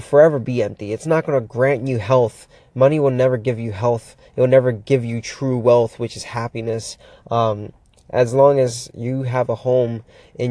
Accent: Miami, Florida, United States; moved away as an adult; now in Pittsburgh, United States; Just moved here not that long ago, about 7 months ago from Florida, born and raised in Miami

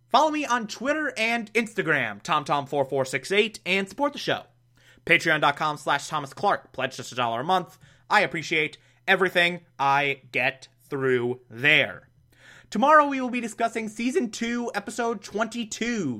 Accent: Scotland, United Kingdom; I'm Scottish

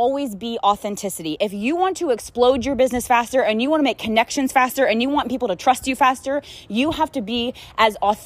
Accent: Frederick County, Maryland, United States; moved away as an adult; also born or lived in Baltimore, Maryland; now in Texas, United States; I was born and raised in Maryland. I grew up in a farm city called Frederick County, Maryland

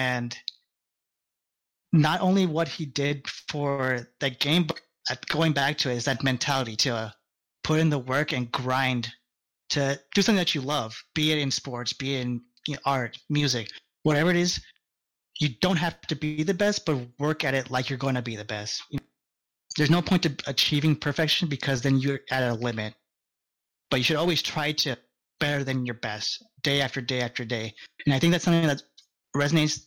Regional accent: San Antonio, Texas, United States; I'm from San Antonio

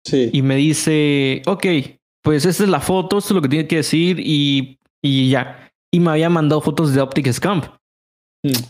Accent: Mexico City, Mexico; Es mexicano y aparte es de la Ciudad de México, que es de donde yo soy.

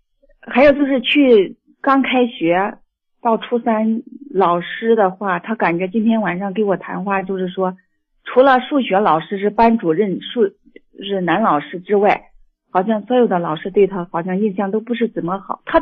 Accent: Nanyang, Henan, China; 河南南阳的，我已经

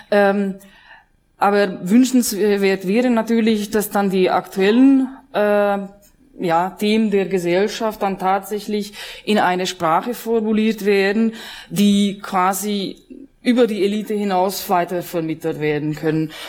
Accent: Hungary; ähm, ich bin Ungarin, wie Sie meinen Namen entnehmen konnten.

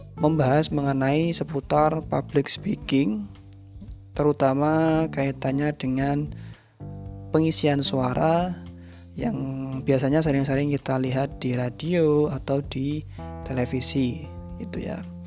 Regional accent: Central Java, Indonesia; accent: medok; first language Javanese; Indonesian is a second language; saya pribadi, itu kan dilahirkan di Jawa Tengah. Jadi, otomatis bahasa yang pertama kali saya pelajari dan saya gunakan adalah bahasa Jawa, khususnya bahasa Jawa Tengah

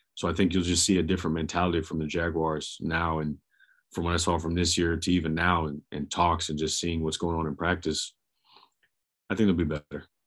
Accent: Jacksonville, Florida, United States; I'm from Jacksonville

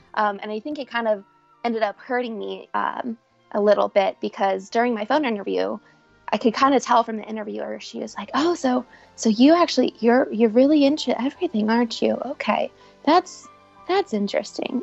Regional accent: Cincinnati, Ohio, United States; also born or lived in Florida; I'm from Cincinnati. My family is from here. We're all, you know, five minutes away from each other

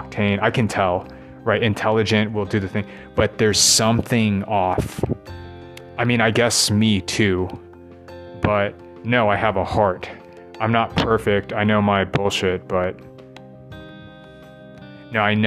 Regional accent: United States; accent: American English; first language English; I grew up American English native

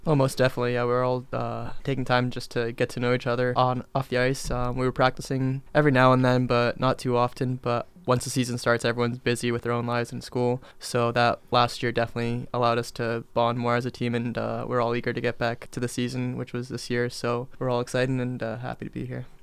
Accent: Dana Point, California, United States; I'm from Dana Point, California

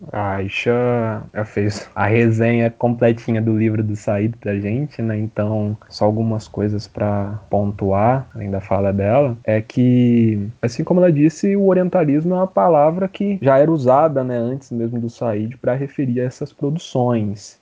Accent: Brazil; a gente, sendo latino-americano, sendo brasileiro

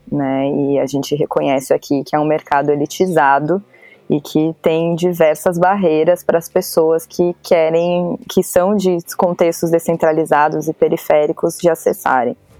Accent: São Paulo, Brazil; Eu sou de São Paulo, capital

